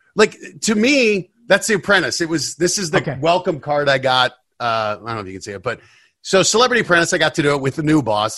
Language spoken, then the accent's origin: English; Denver, Colorado, United States; moved away as an adult; also born or lived in New York; I grew up in Denver, and it was just, hey, you, you work hard, you go to college